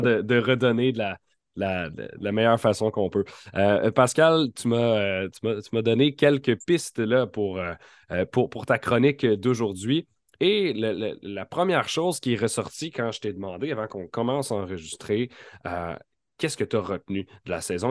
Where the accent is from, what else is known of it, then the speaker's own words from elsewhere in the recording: near Montreal, Quebec, Canada; j'ai grandi près de Montréal